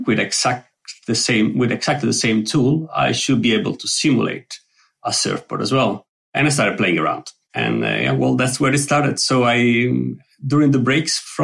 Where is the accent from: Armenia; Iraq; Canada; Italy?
Italy; Sardinia; now in Stavanger, Norway; I'm from Sardinia, as the island